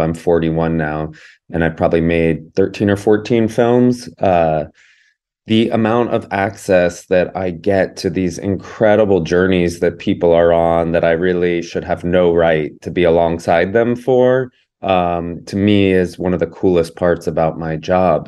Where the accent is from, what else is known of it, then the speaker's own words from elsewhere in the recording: Georgia, United States; I grew up in Georgia